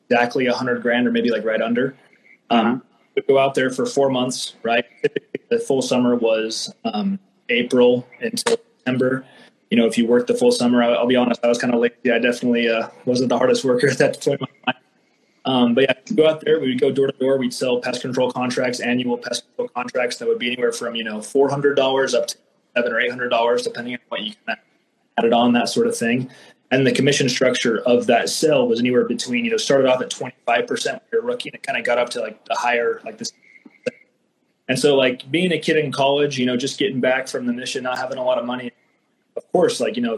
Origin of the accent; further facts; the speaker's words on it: Idaho, United States; I'm from Idaho.